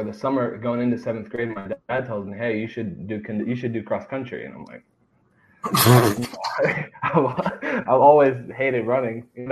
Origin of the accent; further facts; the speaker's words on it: Columbus, Ohio, United States; I was born in Columbus, and that's why I grew up in Columbus